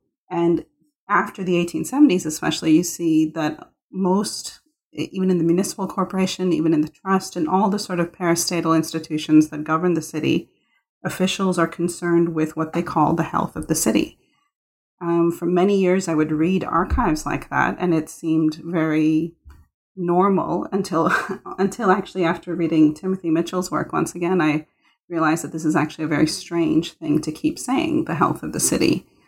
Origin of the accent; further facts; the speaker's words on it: Mumbai, Maharashtra, India; born there; I was born in Bombay and I saw poverty all around me.